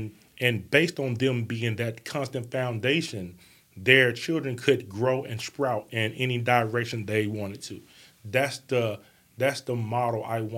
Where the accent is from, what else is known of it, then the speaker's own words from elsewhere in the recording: Bessemer, Alabama, United States; I grew up in Bessemer, Alabama.